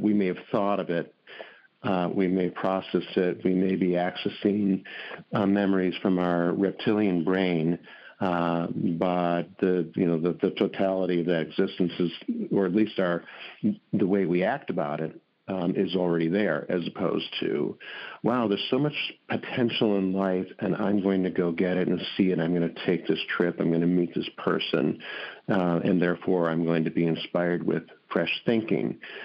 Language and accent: English; Milwaukee, Wisconsin, United States; When I grew up in Milwaukee, Wisconsin